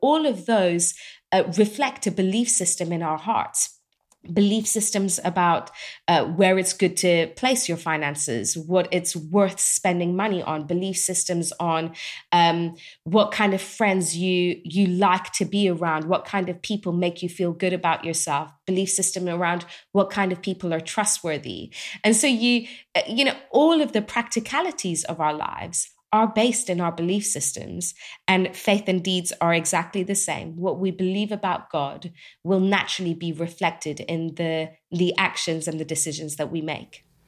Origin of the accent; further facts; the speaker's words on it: England, United Kingdom; I grew up in England, so I know this well, you know, British culture